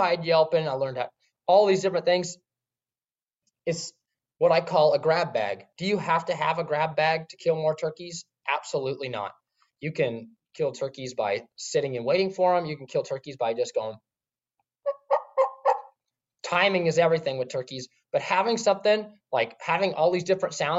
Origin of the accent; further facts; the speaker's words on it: West Coast, United States; we grew up on the West Coast, lots of primos